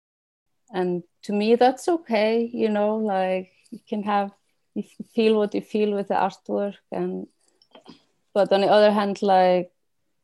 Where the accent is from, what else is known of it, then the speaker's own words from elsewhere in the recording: Iceland; moved away; I haven't lived in Iceland for like 20 years